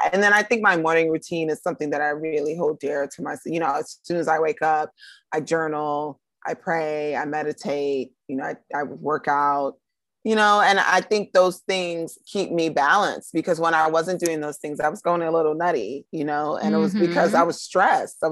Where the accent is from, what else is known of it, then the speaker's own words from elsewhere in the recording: New York, United States; I grew up in New York